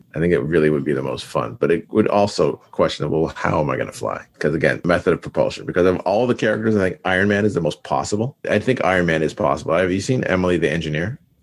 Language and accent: English; Canada; We're from Canada